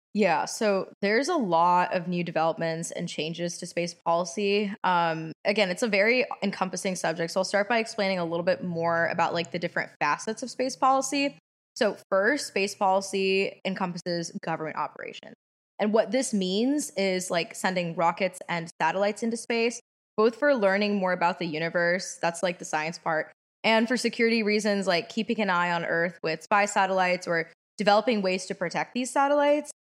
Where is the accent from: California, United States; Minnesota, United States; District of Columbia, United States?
District of Columbia, United States; Washington; also born or lived in Los Angeles; I'm also from Washington, D C.